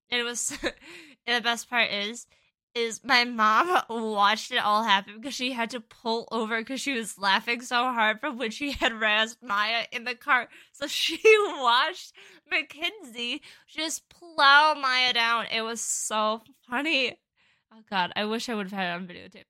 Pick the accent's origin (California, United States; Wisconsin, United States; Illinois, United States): Wisconsin, United States; Chippewa Falls; my hometown where I grew up